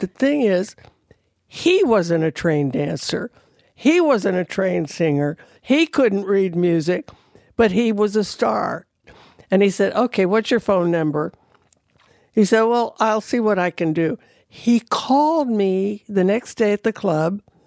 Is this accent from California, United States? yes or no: yes; California, United States; moved away; I'm from California